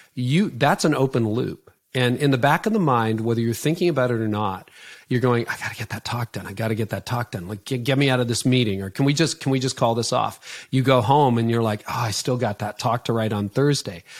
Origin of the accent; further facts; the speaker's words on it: Canada; I'm Canadian